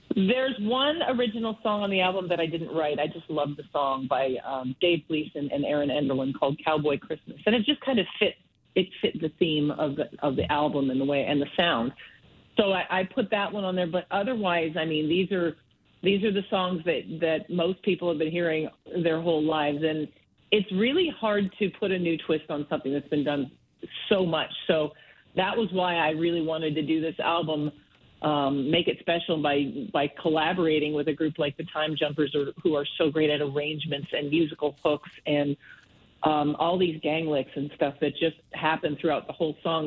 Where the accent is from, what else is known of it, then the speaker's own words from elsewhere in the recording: Medicine Hat, Alberta, Canada; now in Calgary, Canada; I, I grew up mostly in Medicine Hat